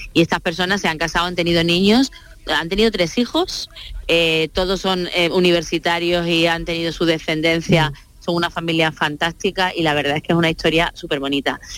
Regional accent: Sanlúcar de Barrameda, Andalusia, Spain

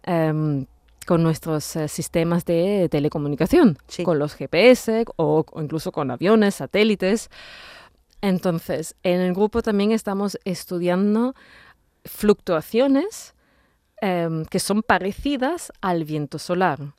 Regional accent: Austria; Spanish is a second language; moved away as an adult; also born or lived in Vienna, Austria / Italy; now in Seville, Spain; mis padres ya se mudaron a Austria, a varios sitios en Austria, y bueno, ahí hice el instituto, el colegio, el instituto

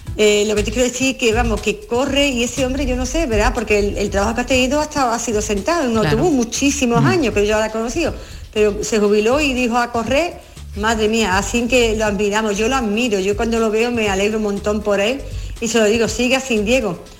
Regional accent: Carmona, Andalusia, Spain

